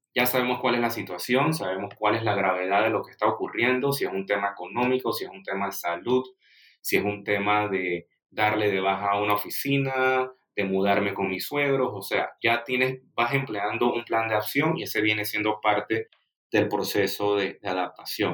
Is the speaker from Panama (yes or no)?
yes; Panama; siendo el primer panameño que tiene presencia en tu, en tu programa